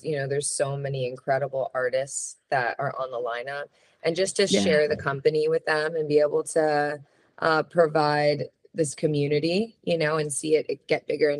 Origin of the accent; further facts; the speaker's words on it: Florida, United States; now in Los Angeles, United States; I'm from Florida